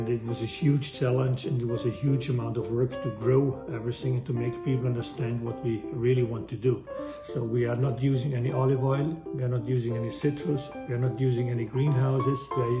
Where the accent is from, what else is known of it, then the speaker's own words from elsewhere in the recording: Valle Aurina, Trentino-Alto Adige, Italy; moved away as an adult; I was born in Valle Aurina, which is a small valley in the most northern part of Italy